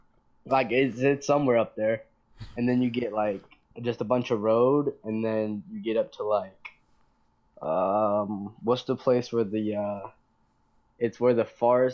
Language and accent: English; Atlanta, Georgia, United States; internet. Well, we're from Atlanta.